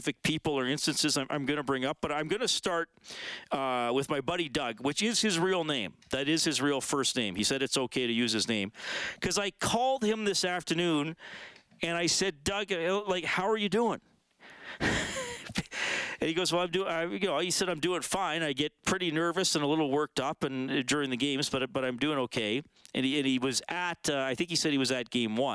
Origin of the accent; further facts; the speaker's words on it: Canada; I'm Canadian, I've grown up watching hockey